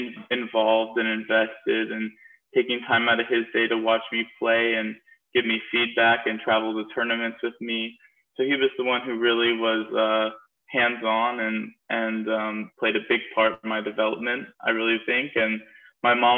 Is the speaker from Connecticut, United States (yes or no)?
no; Eugene, Oregon, United States; also born or lived in Portland, Oregon / Alabama; I'm originally from Eugene, Oregon. I was born and raised there.